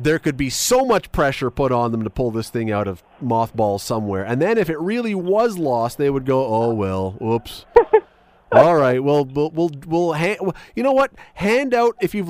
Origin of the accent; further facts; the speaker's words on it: Hamilton, Ontario, Canada; we're from Hamilton